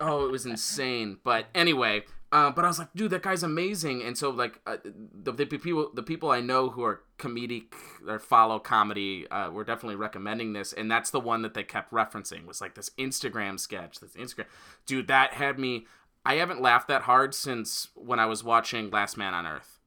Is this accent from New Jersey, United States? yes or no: no; Royal Oak, Michigan, United States; moved away; he's actually from my hometown